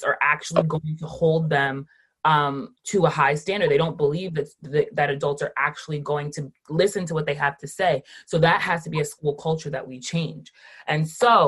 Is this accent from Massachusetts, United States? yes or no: no; Rockland County, New York, United States; also born or lived in Westchester County, New York; I have lived in New York my entire life. I was born in Rockland County